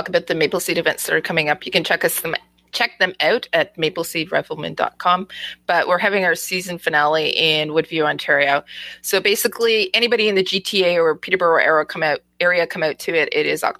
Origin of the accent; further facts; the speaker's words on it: Germany; born there; I was born to shoot this pistol because of the fact that, you know, I was born in Germany, right?